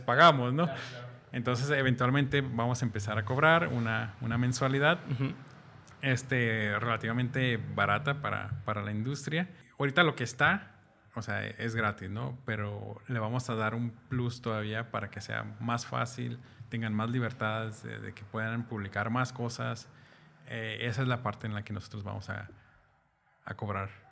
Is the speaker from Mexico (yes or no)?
yes; Mexico; algo que tenemos los mexicanos